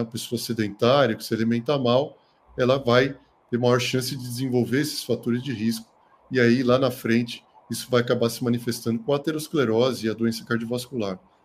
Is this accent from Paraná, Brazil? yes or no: no; São Paulo, Brazil; moved away as an adult; now in Botucatu, Brazil; eu sou de São Paulo, né, capital, mas eu vim para cá há mais de 20 anos, né, para fazer medicina